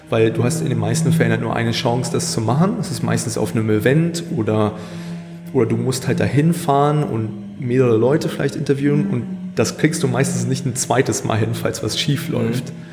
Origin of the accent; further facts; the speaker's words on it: Hannover, Lower Saxony, Germany; also born or lived in Scotland; ich bin zwar hier in Hannover geboren und auch in Deutschland zum größten Teil aufgewachsen, aber meine Eltern kommen aus Schottland. Hm. Und daher habe ich auch einen Großteil meines Lebens dort verbracht.